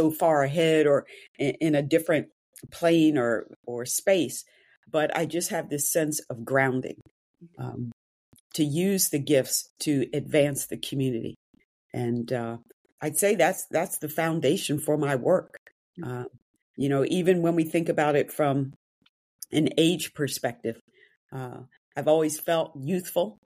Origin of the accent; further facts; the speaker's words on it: Wayne, Pennsylvania, United States; I grew up outside of Philadelphia in a low to middle income Black neighborhood surrounded by wealth